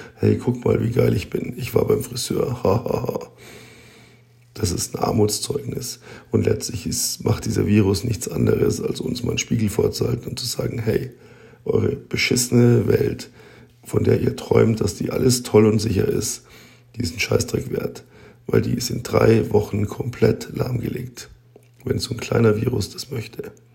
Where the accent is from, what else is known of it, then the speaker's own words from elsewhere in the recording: Germany; bei uns in Deutschland